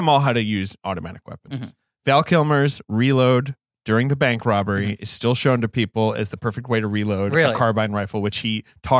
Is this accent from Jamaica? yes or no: no; United Kingdom; moved away; I grew up in Britain.